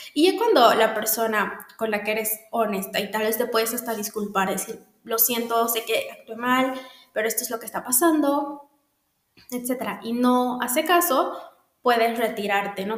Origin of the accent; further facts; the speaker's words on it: Bolivia; en Bolivia, en mi país